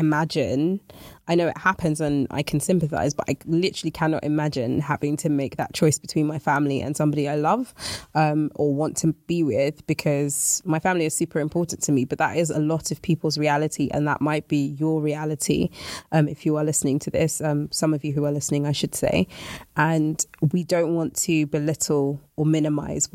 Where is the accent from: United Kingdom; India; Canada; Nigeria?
Nigeria; I am Nigerian